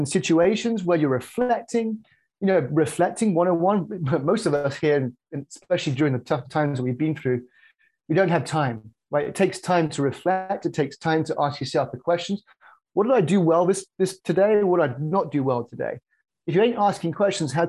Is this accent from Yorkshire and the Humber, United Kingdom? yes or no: no; just south of Birmingham, West Midlands, United Kingdom; moved away as an adult; now in Chicago, United States; UK originally, just south of Birmingham. And I moved here in 2005